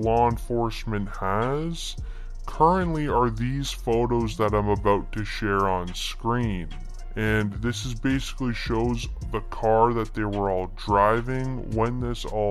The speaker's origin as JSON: {"language": "English", "region": "Virginia", "country": "United States", "said": "I'm from Virginia"}